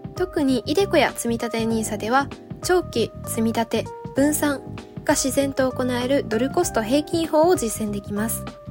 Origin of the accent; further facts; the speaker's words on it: Japan; 私は日本で生まれてこの方4月が年の節目というのが当たり前です